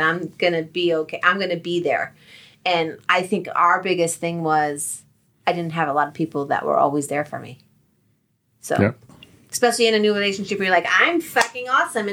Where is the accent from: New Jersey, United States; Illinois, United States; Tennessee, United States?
New Jersey, United States; moved away; also born or lived in Colorado; we're from Jersey